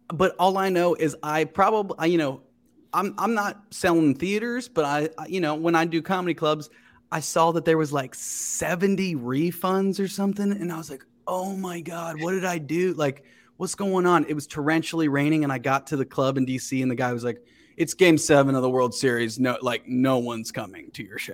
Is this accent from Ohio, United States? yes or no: yes; Cincinnati, Ohio, United States; moved away as an adult; also born or lived in West Chester, Ohio / Chicago / New York; now in Los Angeles, United States; I grew up in Cincinnati